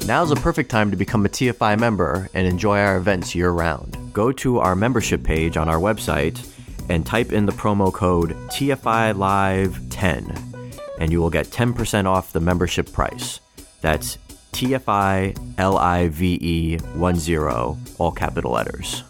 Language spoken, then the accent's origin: English; United States; being born and raised in America